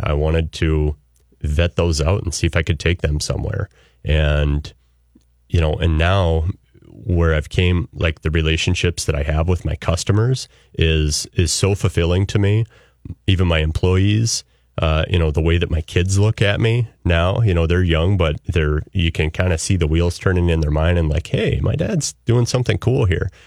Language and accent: English; central Iowa, United States; moved away; I was born and raised in central Iowa